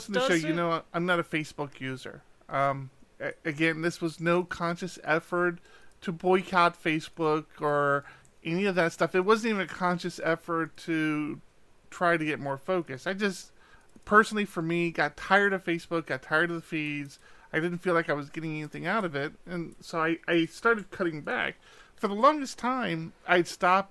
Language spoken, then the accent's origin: English; East Coast, United States; now in West Coast, United States; I grew up on the East Coast